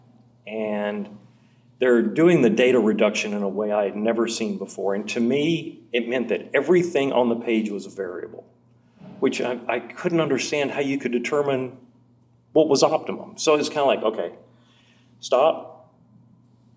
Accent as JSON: {"language": "English", "town": "Nashville", "region": "Tennessee", "country": "United States", "also_born_or_lived": "Fort Worth, Texas / Burbank, California", "moved": "as an adult", "said": "I'm from Nashville, Tennessee"}